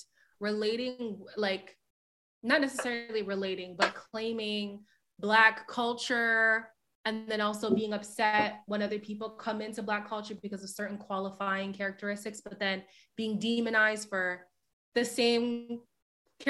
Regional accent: Canada; when I do think about being a Canadian

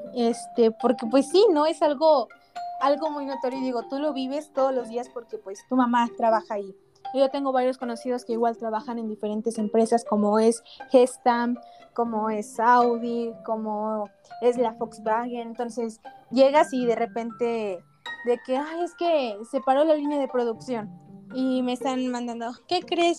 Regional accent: Mexico; somos mexicanos

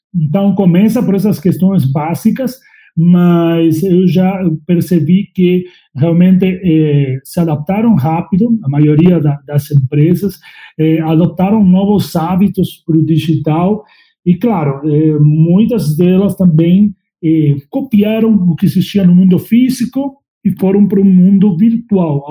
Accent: La Pampa, Argentina; Portuguese is a second language; moved away as an adult; also born or lived in Uruguay; now in Brazil; Eu sou argentino, nasci em La Pampa, é, no meio do mato, lá no meio do campo, onde tem vacas, cavalos, fazendas. Sou bem do interior

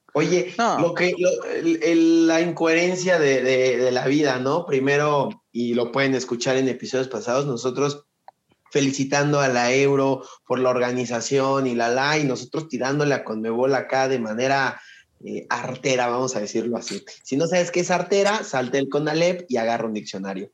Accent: Mexico; soy mexicano

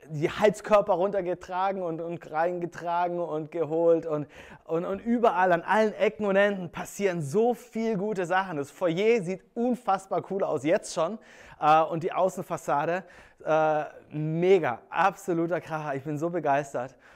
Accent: Germany; ich bin am Bodensee groß geworden und ähm, als Kind war ich eigentlich jeden Tag im Sommer am See

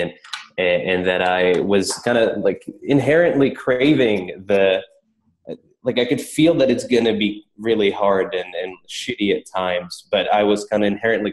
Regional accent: Prague, Czechia; moved away as an adult; now in United States; I grew up in Prague in the Czech Republic, and then I came out to the States for Dartmouth

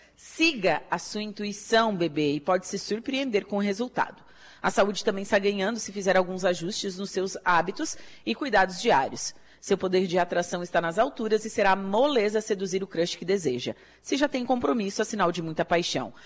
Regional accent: Torres, Rio Grande do Sul, Brazil; now in Araranguá, Brazil; eu sou de Torres, do Rio Grande do Sul

